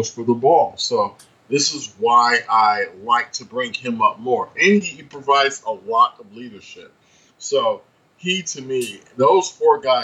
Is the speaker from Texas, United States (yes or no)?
no; Lithonia, Georgia, United States; I went to Lithonia High School